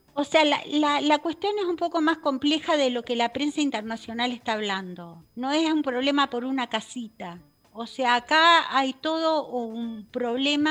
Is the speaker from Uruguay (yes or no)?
yes; Uruguay; moved away as an adult; now in Israel; soy uruguaya. Nací en Uruguay.